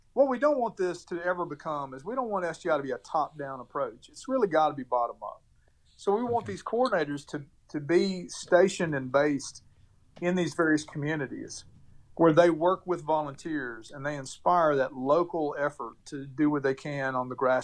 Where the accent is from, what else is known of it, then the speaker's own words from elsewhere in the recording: Clarksville, Tennessee, United States; my hometown of Clarksville, Tennessee